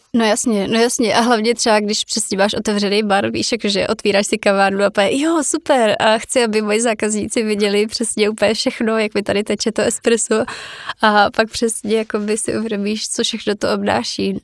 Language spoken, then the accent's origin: Czech; Czechia; jako Češi